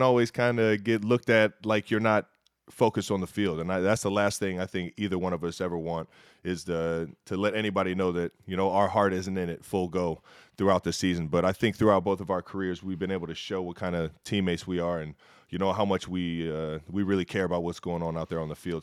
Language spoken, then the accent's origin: English; Cleveland Heights, Ohio, United States; moved away as an adult; now in Missouri, United States; We are very prideful of where we come from in Cleveland Heights, Ohio, that Northeast Ohio love